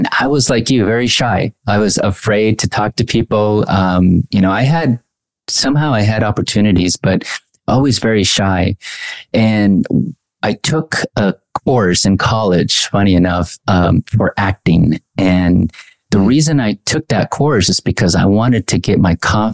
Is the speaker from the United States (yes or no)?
yes; Anaheim, California, United States; also born or lived in Mexico; I grew up in Anaheim. I was born in Mexico, came at the age at, I think, age two